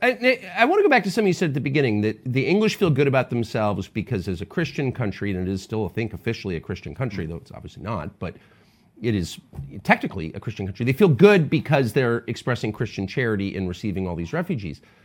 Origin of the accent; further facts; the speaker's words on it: United States; as an American